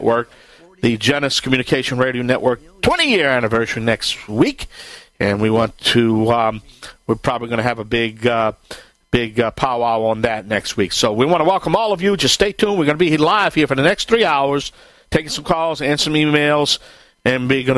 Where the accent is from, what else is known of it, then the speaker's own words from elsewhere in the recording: Bayou Land, Louisiana, United States; I am the Cajun man from the Bayou Land